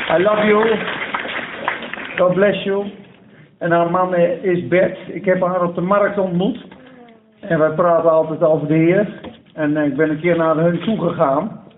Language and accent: Dutch; Netherlands; als Nederlanders